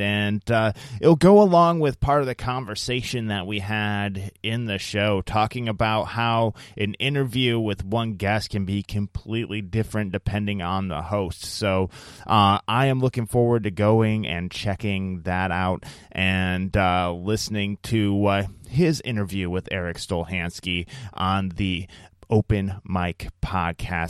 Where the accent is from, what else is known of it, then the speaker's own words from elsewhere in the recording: Iowa, United States; moved away; my home state of Iowa